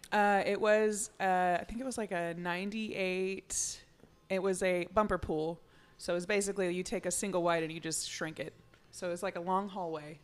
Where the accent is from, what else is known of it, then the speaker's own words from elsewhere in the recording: Uvalde, Texas, United States; grew up in Uvalde, which is very ag.